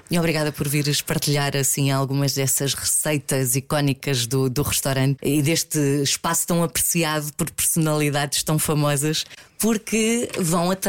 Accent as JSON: {"language": "Portuguese", "town": "Leiria", "region": "Leiria District", "country": "Portugal", "said": "Eu sou de Leiria"}